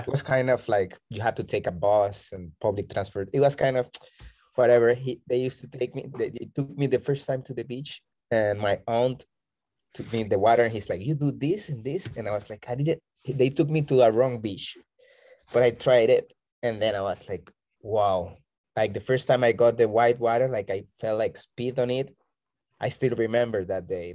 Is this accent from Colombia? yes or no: yes; Barranquilla, Atlántico, Colombia; now in Bocas del Toro, Panama; I am originally from Colombia, from Barranquilla. It's the Caribbean north part of okay. Colombia.